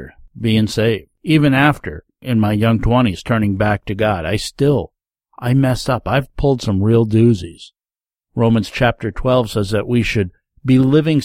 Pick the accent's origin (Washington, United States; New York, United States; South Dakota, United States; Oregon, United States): New York, United States; Rondout Valley; As a young man growing up in the Rondout Valley area of New York State, if you don't know where that is, it's down in the Catskill Mountain region